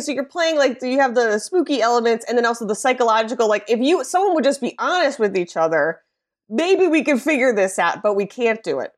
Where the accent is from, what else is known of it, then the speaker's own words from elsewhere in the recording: Midwest, United States; being a Midwesterner, a woman, an American